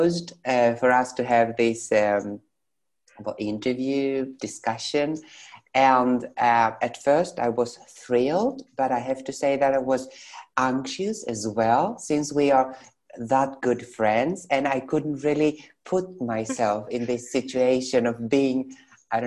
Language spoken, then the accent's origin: English; Thessaloniki, Central Macedonia, Greece; moved away as an adult; also born or lived in Sweden; now in Athens, Greece; I come from Thessaloniki, and it's our common city, so we know each other from our neighborhood